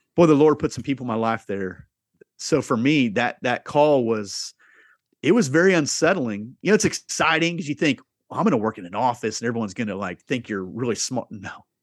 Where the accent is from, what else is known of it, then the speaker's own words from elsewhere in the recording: Southeast Iowa, United States; I grew up in Southeast Iowa, uh, m, blue collar family.